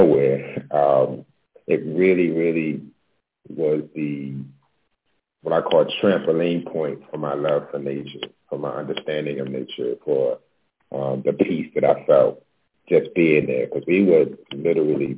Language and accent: English; Baltimore, Maryland, United States; also born or lived in New York; now in Los Angeles, United States; I'm originally from Baltimore. I moved to LA about 7 years ago from New York